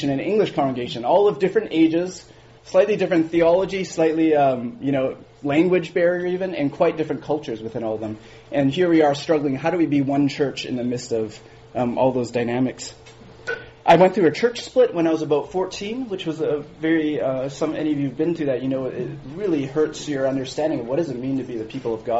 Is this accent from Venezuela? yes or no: no; Winnipeg, Manitoba, Canada; moved away as an adult; now in Vancouver, Canada; born and raised in Winnipeg